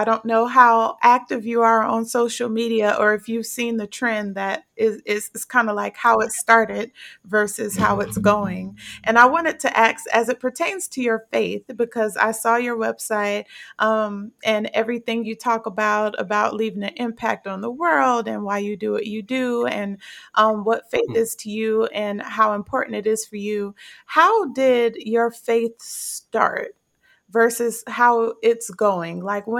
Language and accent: English; New Jersey, United States; born there; also born or lived in South Carolina / Virginia; now in Dallas, United States; Before Texas, I was in Virginia. And before that, I was in South Carolina, and I was born in New Jersey.